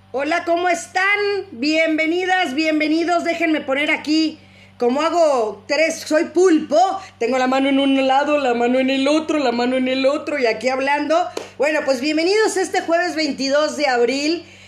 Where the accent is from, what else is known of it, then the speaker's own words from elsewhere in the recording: Mexico; como mexicanos